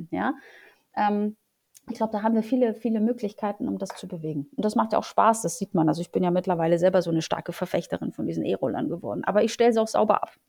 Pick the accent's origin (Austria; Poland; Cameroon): Poland; now in Germany; Ähm, ich komme ursprünglich aus Polen. Äh, wir sind, äh, meine Eltern sind zur schlechtesten Zeit in Polen abgehauen nach Deutschland